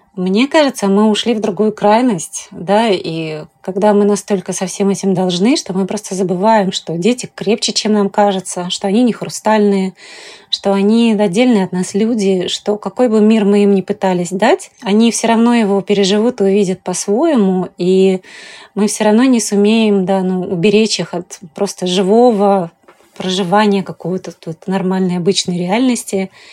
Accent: Tashkent, Uzbekistan; now in Moscow, Russia; родилась в Ташкенте. Когда я приехала в Москву

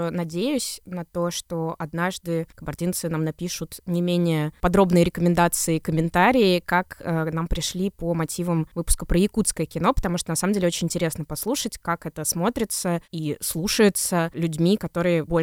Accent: Saint Petersburg, Russia; Я остаюсь девочкой из Петербурга, выросшей на улице разбитых фонарей

